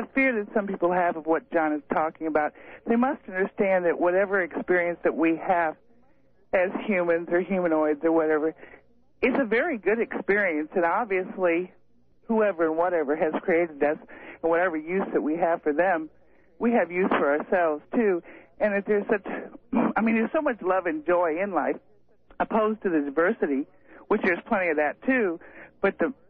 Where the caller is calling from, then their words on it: Moscow Mills, Missouri, United States; from Moscow Mills.